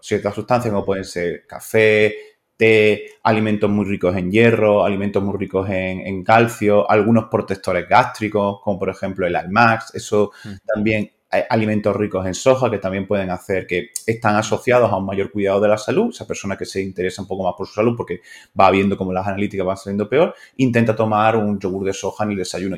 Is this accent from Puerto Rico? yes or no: no; Spain; me considero un médico español